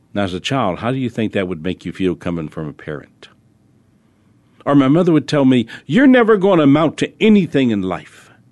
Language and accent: English; New Orleans, Louisiana, United States; I was born in New Orleans